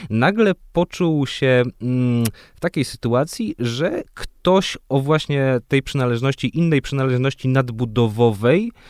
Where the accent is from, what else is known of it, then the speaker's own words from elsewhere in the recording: Warsaw, Masovian Voivodeship, Poland; I tam jest blok, w którym ja się wychowałem, na którym jest największy w Warszawie mural Legii i w którym do dzisiaj mieszka moja mama.